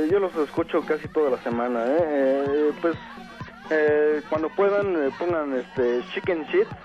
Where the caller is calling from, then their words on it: Atizapán, State of Mexico, Mexico; Este, hablo desde Atizapán, eh, Estado de México.